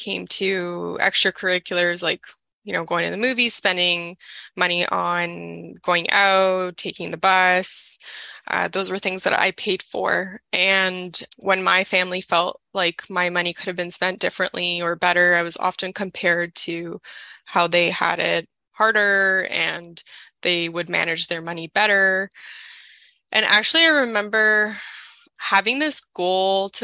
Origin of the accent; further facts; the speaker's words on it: Toronto, Ontario, Canada; I'm 31 and I'm from Toronto